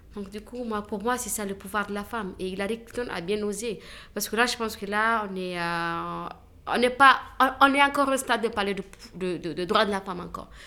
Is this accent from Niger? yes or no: yes; Niger; je, je, suis nigérienne. Je viens du Niger